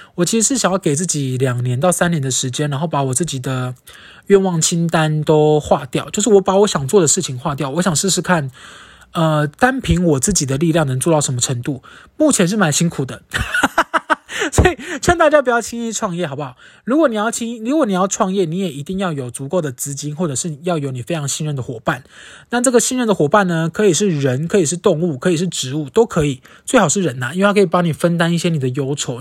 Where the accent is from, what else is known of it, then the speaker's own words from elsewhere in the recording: Kaohsiung, Taiwan; now in Taipei, Taiwan; 我是高雄人嘛